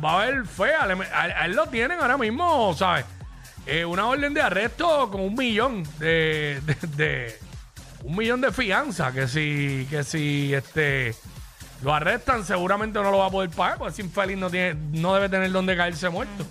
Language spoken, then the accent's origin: Spanish; Cabo Rojo, Puerto Rico; Soy del suroeste, soy de Cabo Rojo, todo el mundo se conoce